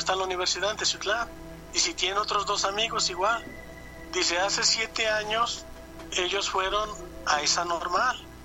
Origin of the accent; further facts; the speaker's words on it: Perote, Veracruz, Mexico; yo soy de Perote, Veracruz